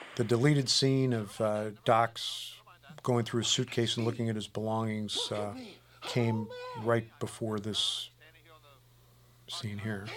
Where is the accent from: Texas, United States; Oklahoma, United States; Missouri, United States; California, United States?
Missouri, United States; University City; my hometown, including, by the way, the uh, the Lions at Lions Estates, uh, the entrance to uh, University City, Missouri